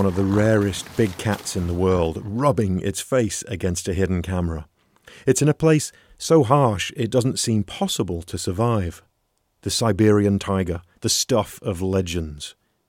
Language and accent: English; Washington, United States; my home state of Washington